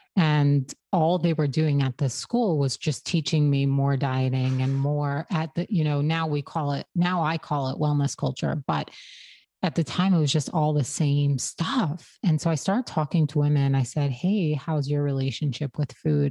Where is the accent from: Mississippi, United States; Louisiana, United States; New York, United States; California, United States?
New York, United States; Brooklyn; I grew up in an Orthodox Hasidic community in Brooklyn